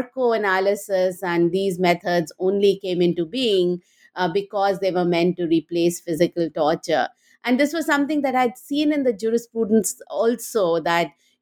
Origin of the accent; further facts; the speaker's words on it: India; moved away as an adult; also born or lived in Delhi; now in United States; I grew up in India and went to Delhi University